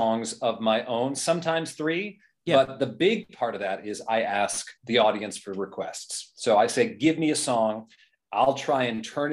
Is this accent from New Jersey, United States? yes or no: yes; New Jersey, United States; now in Boston, United States; I grew up mostly in Jersey